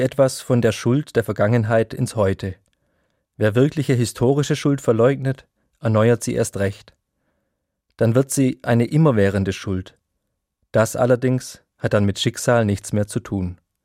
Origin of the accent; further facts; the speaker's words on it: Germany; also born or lived in Ellwangen; als Deutscher